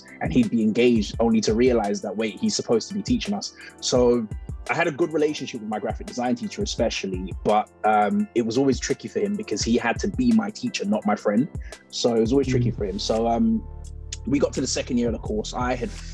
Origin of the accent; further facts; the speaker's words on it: London, United Kingdom; I am a British born Nigerian, and I grew up in London, studied in London, grew up